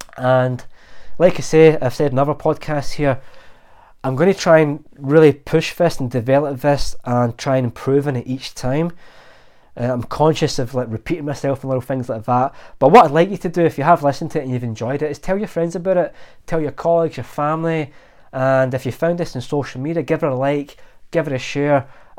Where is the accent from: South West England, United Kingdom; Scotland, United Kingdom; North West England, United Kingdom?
Scotland, United Kingdom; Glasgow; I'm Glaswegian, born and bred, and we have a really good gallows humour.